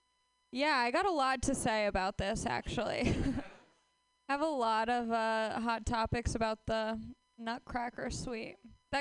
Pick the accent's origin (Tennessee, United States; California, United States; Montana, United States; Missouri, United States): California, United States; Los Angeles; Hi, I am from Los Angeles, where dreams die right in front of your face.